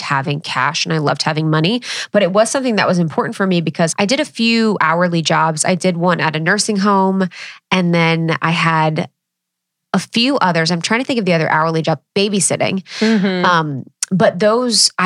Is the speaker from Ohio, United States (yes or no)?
yes; Ohio, United States; growing up in Ohio, I served from the time I was 14 at the place in my neighborhood